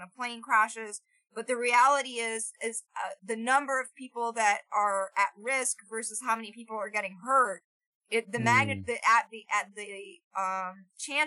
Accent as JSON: {"language": "English", "region": "Florida", "country": "United States", "tie": "born or raised there", "said": "growing up in Florida"}